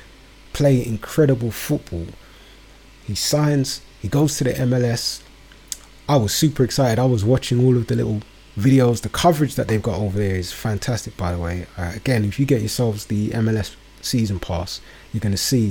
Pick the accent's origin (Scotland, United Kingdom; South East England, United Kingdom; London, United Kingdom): London, United Kingdom; my borough where I was born and raised. Shout out to Woburn Forest